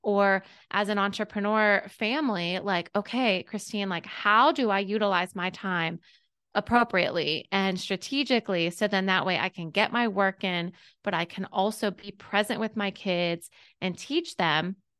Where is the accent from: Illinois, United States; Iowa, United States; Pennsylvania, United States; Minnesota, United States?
Pennsylvania, United States; Pittsburgh; moved away as an adult; now in Augusta, United States; I'm from Pittsburgh, P